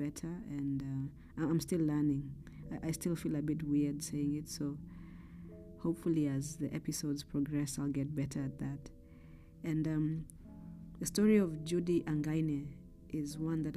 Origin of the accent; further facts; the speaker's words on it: Kenya; I grew up in Kenya